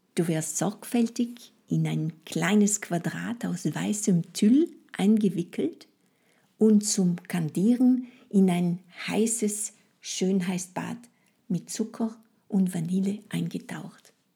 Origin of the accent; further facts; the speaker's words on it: France; first language French; German is a second language; moved away; meine Muttersprache und meine Kultur